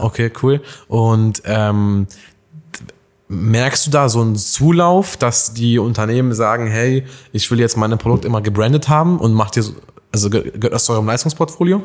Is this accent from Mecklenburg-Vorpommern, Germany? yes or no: no; Alfeld, Lower Saxony, Germany; moved away; bin ja gebürtiger Eifelder